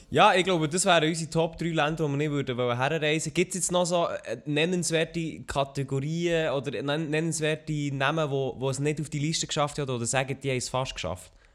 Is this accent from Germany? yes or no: no; Switzerland; als Schweizer auf YouTube etwas gross zu reissen, also mit schweizerdeutschem Content, ist nicht einfach